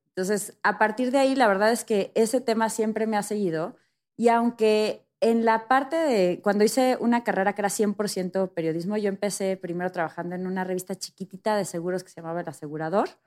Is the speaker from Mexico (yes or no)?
yes; Mexico